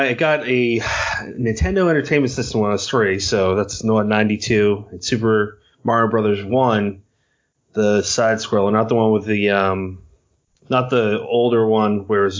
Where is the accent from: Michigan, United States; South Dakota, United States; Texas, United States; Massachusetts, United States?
Massachusetts, United States; accent: Boston; Brennan and I are from Massachusetts.